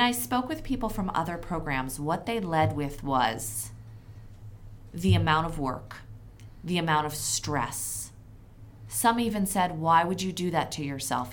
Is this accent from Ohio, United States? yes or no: no; Philadelphia, Pennsylvania, United States; now in Connecticut, United States; my hometown of Philadelphia